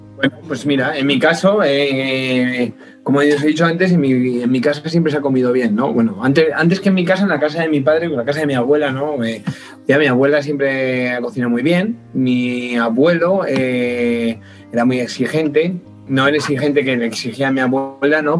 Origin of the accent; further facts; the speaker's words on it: La Guardia, Spain; yo soy de un pueblito, un pueblito pequeño de aquí en España, mi pueblo se llama La Guardia